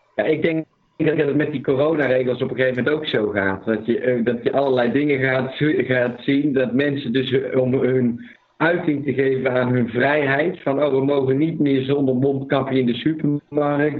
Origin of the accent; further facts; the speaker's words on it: Netherlands; Dit is de eerste keer dat we als Nederlanders eh, onder vuur liggen, in ieder geval in mijn leven